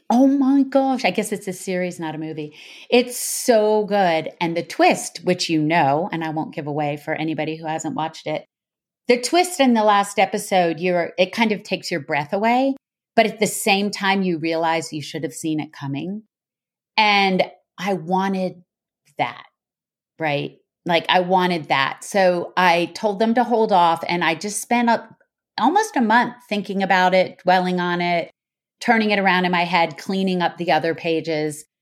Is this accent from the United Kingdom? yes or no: no; United States; as an American